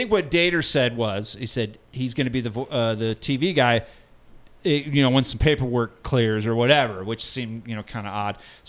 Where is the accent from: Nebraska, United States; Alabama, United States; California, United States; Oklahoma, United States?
Nebraska, United States; outside Omaha; now in Denver, United States; I grew up in outside Omaha, and there's Runza huts everywhere